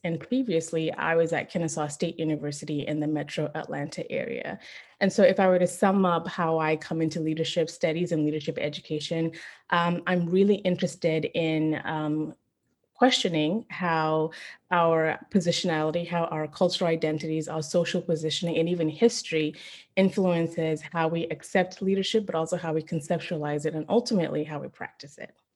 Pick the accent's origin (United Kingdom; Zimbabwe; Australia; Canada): Zimbabwe; now in San Antonio, United States; So I'm Zimbabwean. I was born and raised in Zimbabwe, then I moved to the US.